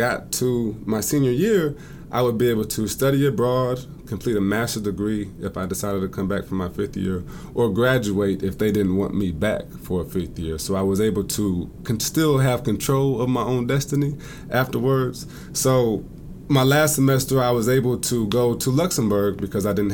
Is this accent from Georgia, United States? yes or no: no; South Bend, Indiana, United States; moved away as an adult; also born or lived in Oxford, Ohio; now in Hartsville, United States; I'm from South Bend, Indiana. I was born and raised there